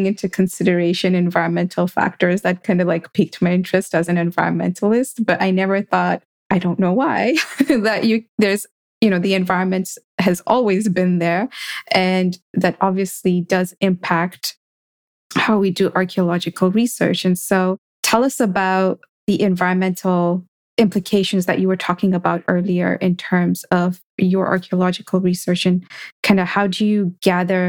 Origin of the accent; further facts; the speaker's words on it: Kenya; growing up in Kenya